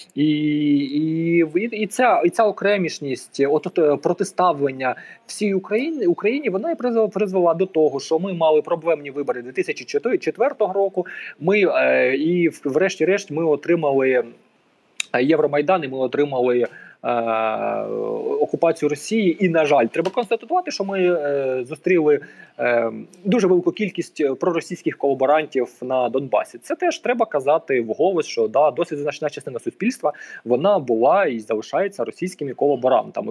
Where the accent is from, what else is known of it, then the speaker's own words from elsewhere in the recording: Lyman, Donetsk Oblast, Ukraine; я сам народився в місті Лиман, це на півночі Донеччини